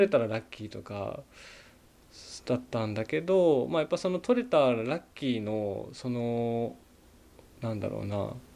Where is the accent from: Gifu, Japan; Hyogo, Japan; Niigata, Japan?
Niigata, Japan; moved away as an adult; also born or lived in Tokyo / Chiba; now in Komatsu, Japan; まあ、生まれは新潟県なんですけど、そうですね、えっとまあ、東京新潟で18まで、えっと、育って